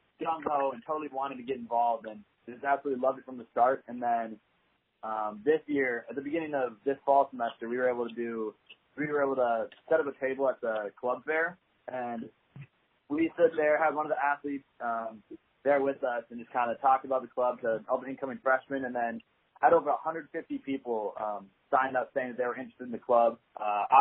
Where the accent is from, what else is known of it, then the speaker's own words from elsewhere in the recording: Minnesota, United States; moved away as an adult; now in Fort Worth, United States; I'm originally from Minnesota, and I was lucky enough to be really involved in my high school's club